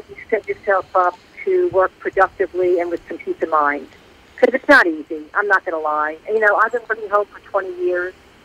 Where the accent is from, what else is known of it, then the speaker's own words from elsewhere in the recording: New York, United States; accent: North Jersey; now in Atlanta, United States; I'm from New York, but I live in Atlanta.